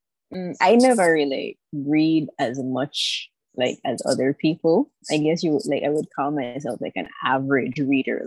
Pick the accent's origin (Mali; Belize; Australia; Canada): Belize; Belize City, Belize District; also born or lived in Taiwan; I am from Belize City, born and raised. I've spent most of my life here, except for the 4 years that I spent studying in Taiwan